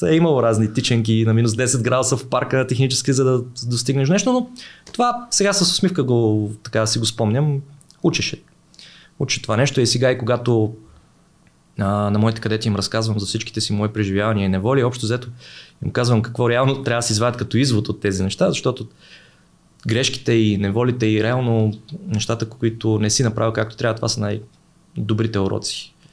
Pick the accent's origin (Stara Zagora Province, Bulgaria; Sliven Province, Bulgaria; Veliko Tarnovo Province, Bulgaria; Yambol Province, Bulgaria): Veliko Tarnovo Province, Bulgaria; Veliko Tarnovo; аз съм от Велико Търново